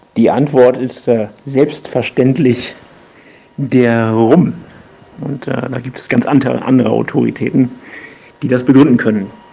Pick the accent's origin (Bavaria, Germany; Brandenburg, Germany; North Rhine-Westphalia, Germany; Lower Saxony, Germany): Brandenburg, Germany; Potsdam; aus Potsdam